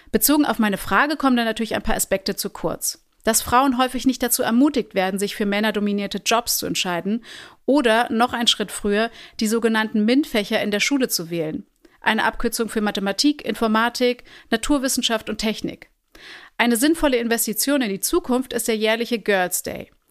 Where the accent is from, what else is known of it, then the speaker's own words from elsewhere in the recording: Hamburg, Germany; Also ich bin ja in Hamburg-Niendorf aufgewachsen